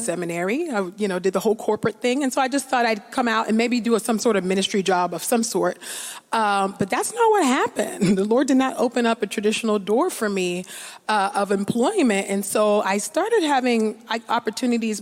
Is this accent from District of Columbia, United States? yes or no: no; California, United States; growing up in California, which is not as progressive as people like to think.